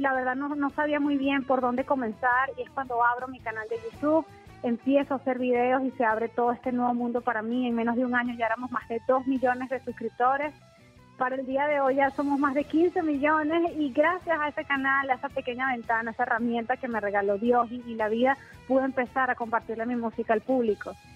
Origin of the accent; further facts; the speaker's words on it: Venezuela; moved away as an adult; also born or lived in San Diego, California, United States; now in United States; yo nací en los Estados Unidos, en San Diego, California, pero me fui muy bebé a Venezuela y vi toda mi vida allá